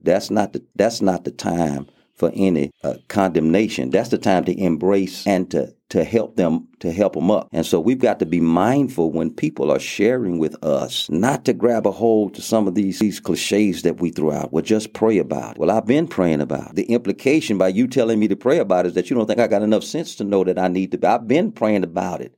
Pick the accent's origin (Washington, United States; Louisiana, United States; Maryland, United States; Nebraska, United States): Louisiana, United States; Lake Charles; moved away as an adult; now in Abilene, United States; I grew up in Lake Charles, Louisiana